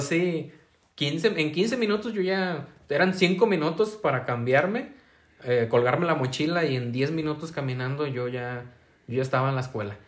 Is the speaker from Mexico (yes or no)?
yes; San Martín de Hidalgo, Jalisco, Mexico; yo del Guaje, todos los del Guaje se iban a la secundaria del Tepehuaje